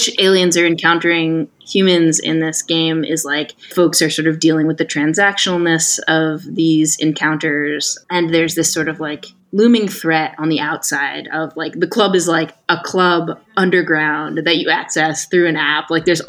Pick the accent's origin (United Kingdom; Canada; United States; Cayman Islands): United Kingdom; Manchester, North West England; We don't know, I'm from Manchester.